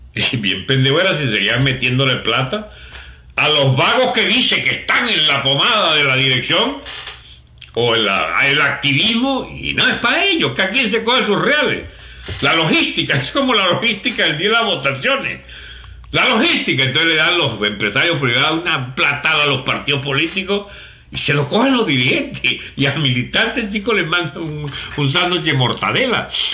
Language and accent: Spanish; Venezuela; un programa que yo veía chiquito cuando llegó cuando llegó Benevisión por allá en Radio Caracas Televisión a la casa, en mi pueblito en blanco y negro